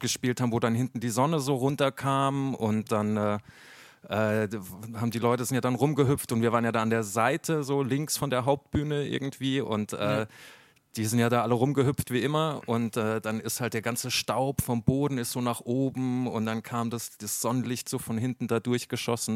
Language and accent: German; near Mannheim, Baden-Württemberg, Germany; ich bin zwar in Mannheim geboren, ich bin dann aber äh, in, in Catch aufgewachsen, das ist ein paar Kilometer weiter, so ein kleines äh, äh Kaff eigentlich